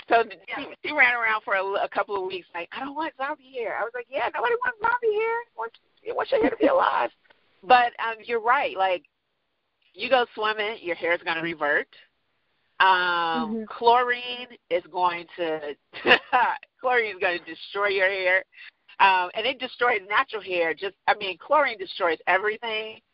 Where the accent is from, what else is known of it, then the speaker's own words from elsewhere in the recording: Chicago, Illinois, United States; also born or lived in New York / England; now in Houston, United States; I grew up in Chicago